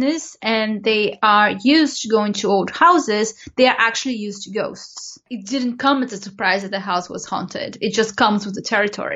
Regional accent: Brazil; moved away; I grew up in Brazil, and in Brazil, you do have a religion called spiritualism.

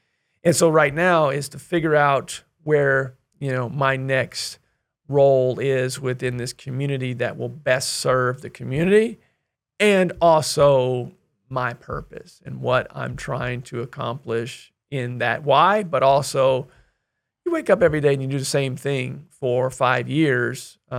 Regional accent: Kansas, United States; I want to help fund a scholarship in our community that I grew up in Northeast Kansas.

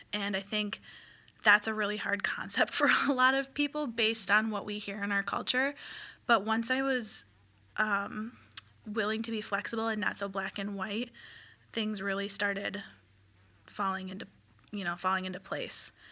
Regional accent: Midwest, United States; growing up in the Midwest

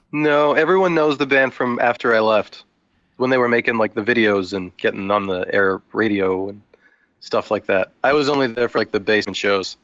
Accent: Ajax, Ontario, Canada; now in Hamilton, Canada; born in Ajax

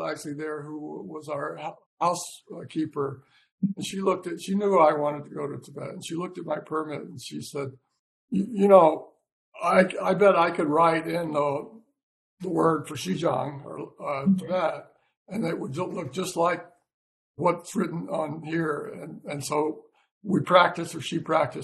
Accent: United States; I'm from America

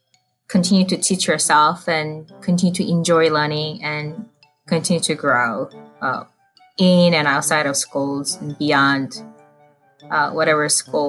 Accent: South Korea; now in United States; I grew up in South Korea

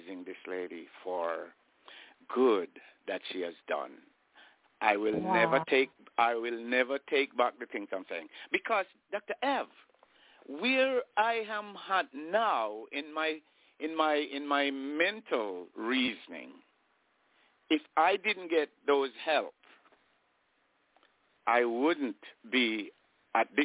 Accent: Saint Catherine, Jamaica; I'm born in Jamaica

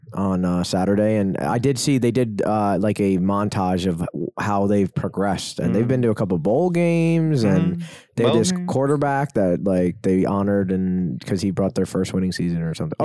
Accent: New York, United States; I'm from New York.

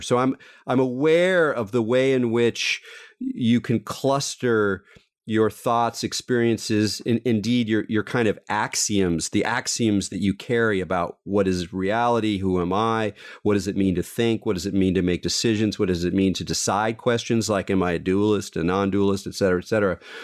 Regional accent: Southern California, United States; I grew up in Southern California

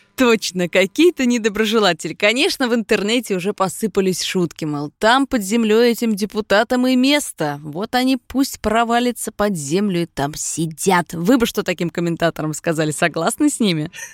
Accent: Moscow, Russia; мы, москвичи

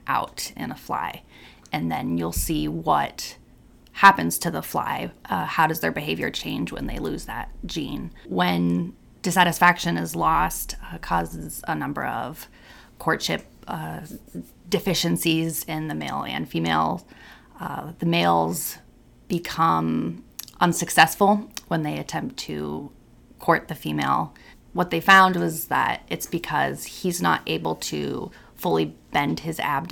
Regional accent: Napa Valley, California, United States; I'm from Napa Valley, California.

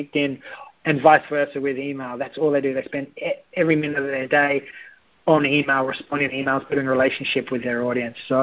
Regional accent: Australia; I am Australian

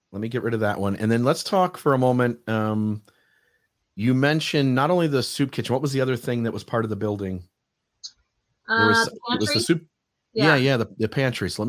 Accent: Ohio, United States; moved away; I came I came from Ohio, and again, the city I was talking about that I lived in, you could buy a house literally.

